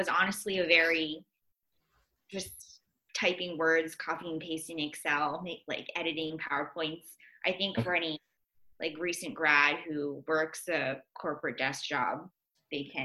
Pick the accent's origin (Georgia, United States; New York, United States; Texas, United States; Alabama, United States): New York, United States; Tarrytown; moved away as an adult; also born or lived in Philadelphia, Pennsylvania; Born and raised in Westchester, New York, in a super cute small town called Tarrytown